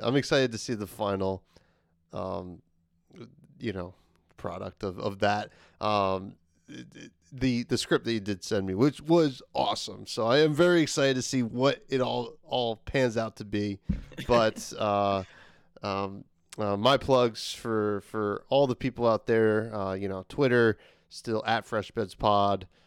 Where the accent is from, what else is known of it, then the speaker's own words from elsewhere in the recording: New Jersey, United States; my home state of New Jersey